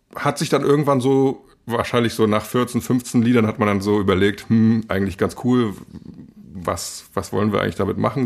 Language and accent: German; Rostock, Mecklenburg-Vorpommern, Germany; moved away as an adult; now in Berlin, Germany; ich bin Rostocker